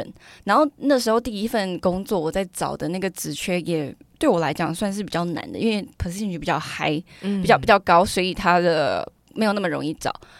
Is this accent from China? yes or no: no; Nantou County, Taiwan; 哦，我是南投人，我就回南投实习。